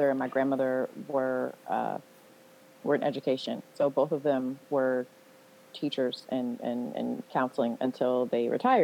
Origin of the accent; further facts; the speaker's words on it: Oakland, California, United States; I'm from Oakland